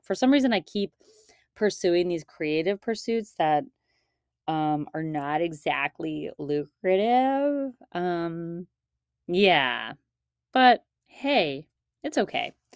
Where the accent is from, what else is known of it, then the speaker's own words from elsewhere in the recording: Shaker Heights, Ohio, United States; moved away; This is where I grew up, in case anybody doesn't know, in Shaker Heights